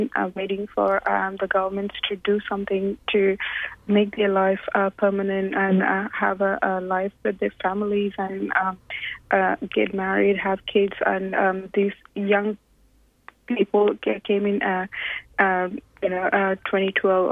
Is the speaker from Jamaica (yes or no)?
no; India; moved away as an adult; now in Australia; I'm born in a refugee camp in India. I, with my brother, we lived there around 20 years and moved to Australia.